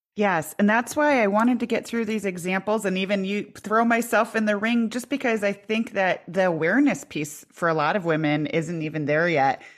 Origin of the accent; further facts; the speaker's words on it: Iowa, United States; I grew up in Iowa